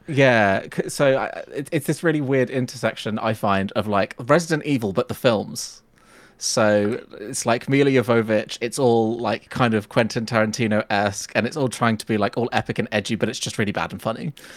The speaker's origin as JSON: {"language": "English", "town": "Nuneaton", "region": "West Midlands", "country": "United Kingdom", "said": "I'm from a small town called Nuneaton in, uh, the Midlands of, uh, the U K"}